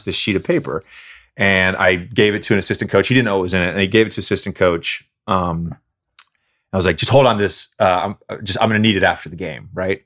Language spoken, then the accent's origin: English; Roanoke, Virginia, United States; Growing up in Roanoke, Virginia